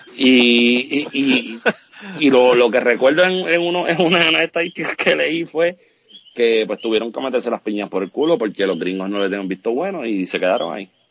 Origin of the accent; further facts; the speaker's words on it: Puerto Rico; no es fácil vivir en Puerto Rico